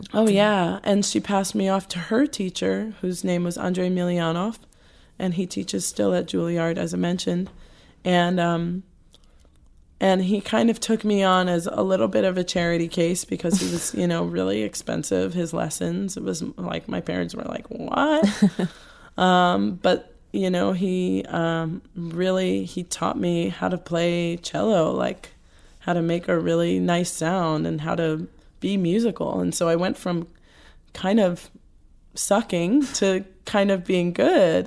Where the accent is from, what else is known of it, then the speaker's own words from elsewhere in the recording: New Jersey, United States; also born or lived in Queens, New York; Moved to New Jersey when I was five.